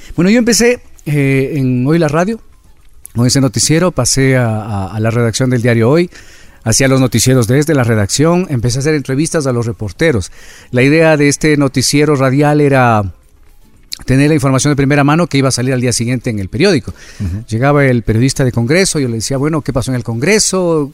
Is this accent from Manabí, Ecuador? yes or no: no; Quito, Pichincha, Ecuador; Yo nací aquí en Quito